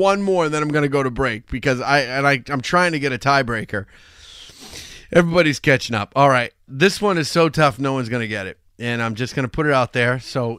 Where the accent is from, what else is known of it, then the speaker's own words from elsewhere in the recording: United Kingdom; I'm British, I don't know these.